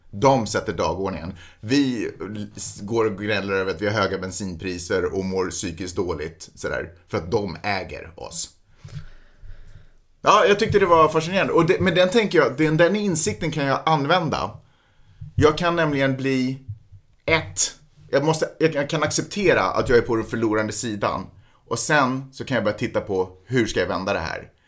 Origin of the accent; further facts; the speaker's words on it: Russia; Som ryss, och det, det sker inte på rysk mark.